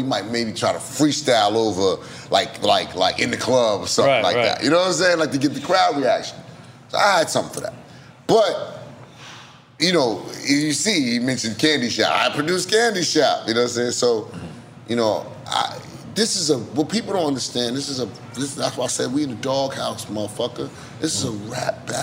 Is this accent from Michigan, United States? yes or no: no; New York City, New York, United States; I'm from Queens. I'm not from Queensbridge, but I'm from motherfucking Queens.